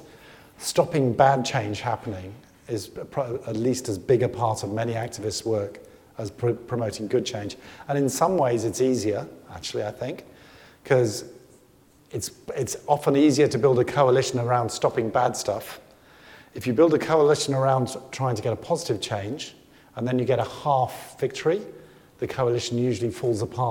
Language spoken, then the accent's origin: English; United Kingdom; I come from Britain